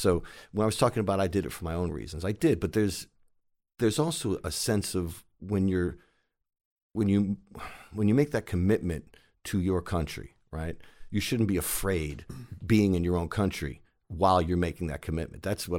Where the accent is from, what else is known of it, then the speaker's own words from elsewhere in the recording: New York City, New York, United States; And I'm from New York City, right? So I never really traveled outside of New York City before.